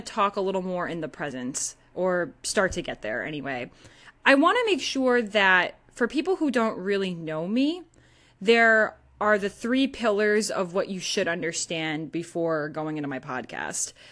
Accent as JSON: {"language": "English", "region": "Northeast", "country": "United States", "said": "I don't say y'all. I'm from the Northeast."}